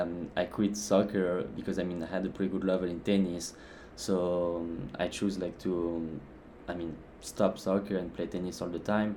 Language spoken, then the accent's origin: English; Rouen, Normandy, France; English is a second language; moved away as an adult; now in Washington, D.C., United States; I'm from Rouen, a city located in France in Normandy